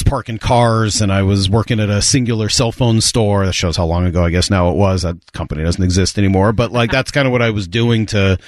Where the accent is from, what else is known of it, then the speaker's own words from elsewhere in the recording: Boston, Massachusetts, United States; moved away; I grew up in Boston